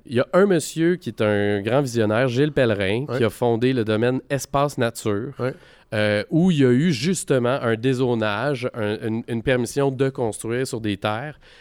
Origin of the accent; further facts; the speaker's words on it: Val-des-Sources, Quebec, Canada; also born or lived in Timmins, Ontario; je suis né à Asbestos à l'âge de 3 ans.